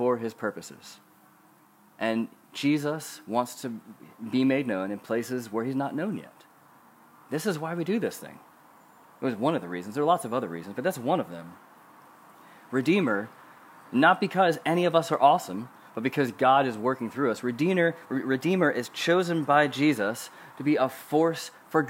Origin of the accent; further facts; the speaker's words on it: United States; moved away; I'm American